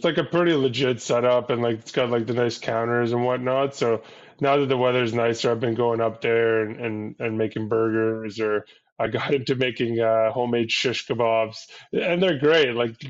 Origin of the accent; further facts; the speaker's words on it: Syria; It's like a thing from where I'm from Syria